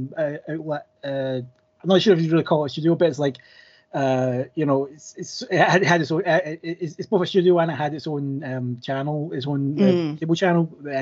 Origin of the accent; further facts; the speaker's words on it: Scotland, United Kingdom; I'm, as you might be able to tell, I'm Scottish, and I was apparently the first international guest.